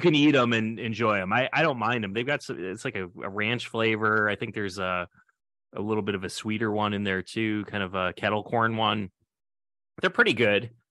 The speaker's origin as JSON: {"language": "English", "region": "New York", "country": "United States", "moved": "yes", "lives_now": "Wisconsin, United States", "said": "I'm I'm originally from New York"}